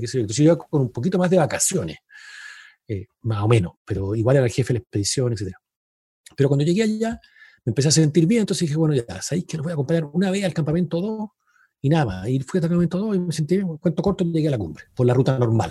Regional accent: Chile; somos chilenos

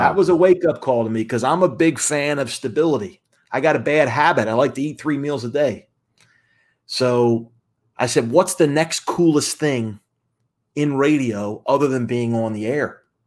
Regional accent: Atlanta, Georgia, United States; moved away as an adult; also born or lived in Philadelphia, Pennsylvania; At a young age, though, I moved down to Atlanta, Georgia, just outside of Atlanta, and basically grew up there, second grade till I graduated high school

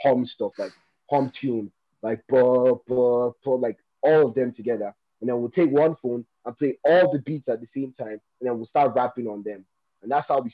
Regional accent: Abuja, Federal Capital Territory, Nigeria; also born or lived in Taraba State, Nigeria; I'm from Taraba State, Nigeria. But I was born and raised here in the capital city, Abuja, here in Nigeria.

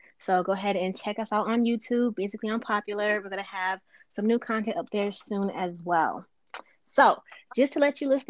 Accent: United States; moved away as an adult; also born or lived in Connecticut; now in Virginia, United States; I'm from up north, New York, Connecticut, all of that. I joined the Air Force and I ended up in Virginia. So right now I'm in Virginia.

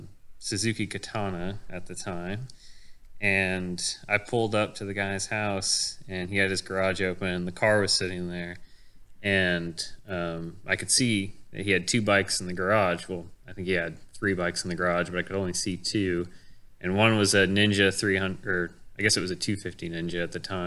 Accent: Kansas, United States; moved away; I'm originally from Kansas

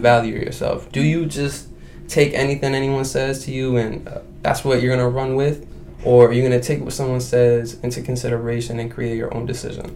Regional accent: Baghdad, Baghdad Governorate, Iraq; now in United States; I was born in Iraq, as you know, I was born in Baghdad, Iraq.

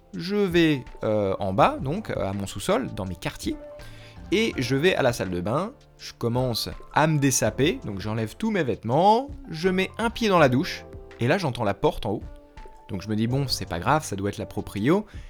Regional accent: France; moved away as an adult; now in United States; je suis français

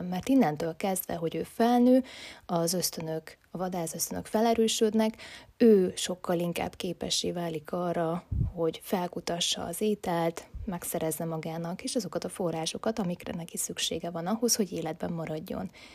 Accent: Hungary; also born or lived in Budapest; születtem én itt Magyarországon a rendszerváltást követően

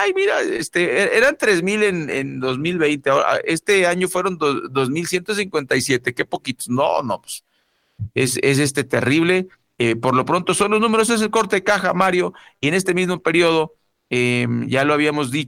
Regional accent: Mexico; como buenos mexicanos que somos

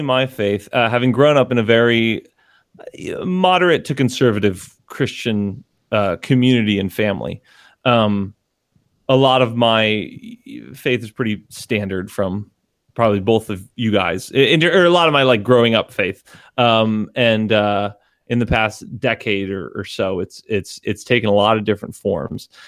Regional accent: Connecticut, United States; we are from Connecticut

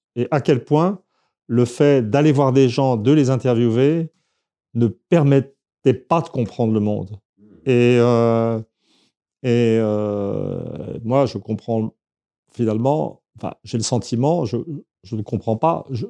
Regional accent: Saint-Germain-en-Laye, Île-de-France, France; Je suis né à Saint-Germain-en-Laye en 1951

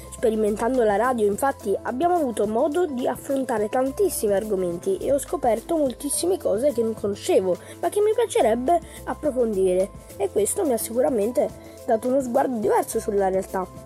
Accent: Naples, Campania, Italy; vengo da Napoli

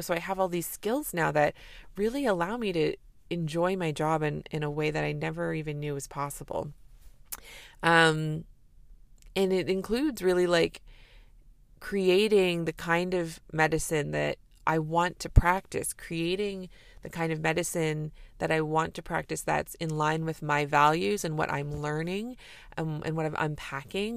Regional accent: Canada; I'm a Canadian family physician

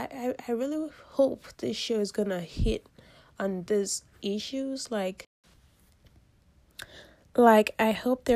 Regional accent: Nigeria; I am from the Yoruba origin in Nigeria

